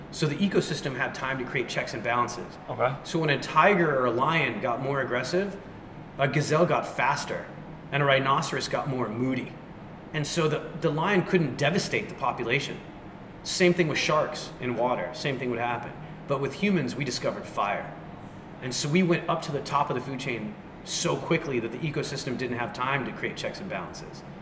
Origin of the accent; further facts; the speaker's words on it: United States; it was this default software that was in my brain because I grew up in America and I never questioned it.